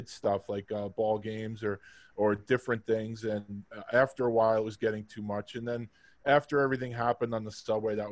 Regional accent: New York City, New York, United States; moved away; also born or lived in Philadelphia; I grew up in Queens.

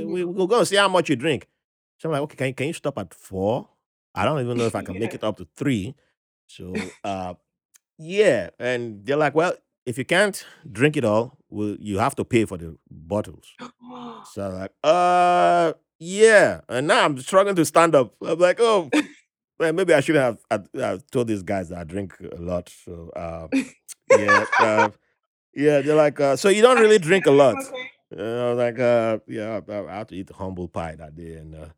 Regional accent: Nigeria; now in New York, United States; you can tell I'm Nigerian?

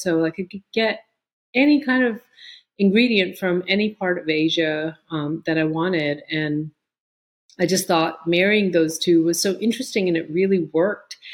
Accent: New York, United States; moved away as an adult; also born or lived in Pittsburgh, Pennsylvania / Chandigarh, India / Amherst, Massachusetts; now in Raleigh, United States; we moved uh, from India to the Bronx when I was eight and a half

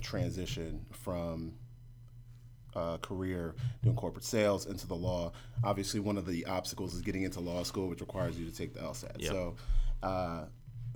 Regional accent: New York City, New York, United States; moved away; I was raised in New York City

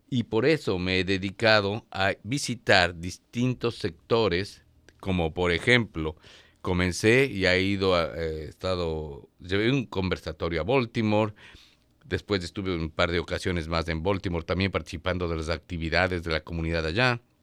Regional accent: Ecuador; moved away as an adult; now in Washington area, United States; Tenemos los ecuatorianos, es innato en nosotros, es un espíritu de solidaridad.

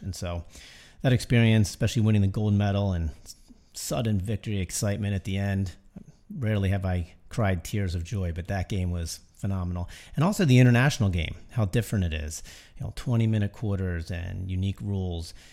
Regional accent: Baltimore, Maryland, United States; I grew up in Baltimore, and I, uh, went to Calvert Hall High School

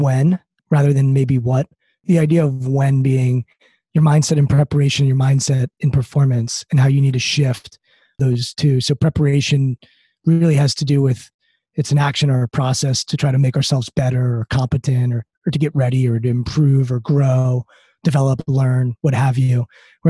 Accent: Maryland, United States; I'm outside D.C., so I grew up in Maryland

